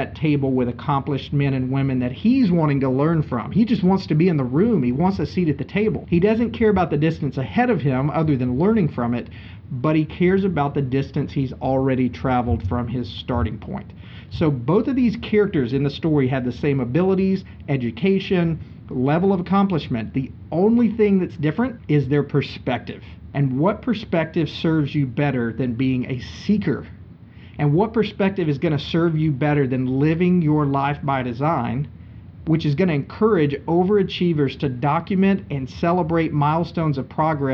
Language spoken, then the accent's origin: English; Linden, Texas, United States; They got offered some land in my tiny town of Linden, Texas, and that's where they stayed. And that's why I'm from Texas